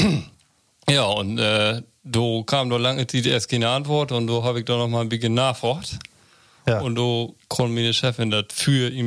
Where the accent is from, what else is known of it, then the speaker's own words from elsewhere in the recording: Northern Germany, Germany; first language Low German; Also, das ist meine Muttersprache, ne?